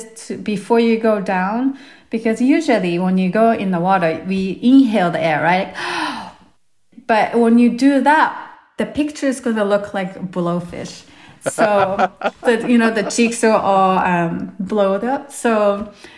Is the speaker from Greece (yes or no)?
no; Japan; moved away; I'm from Japan originally